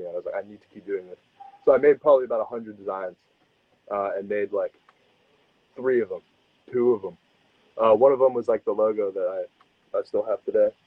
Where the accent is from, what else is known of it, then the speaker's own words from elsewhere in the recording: United States; So I'm I'm American originally.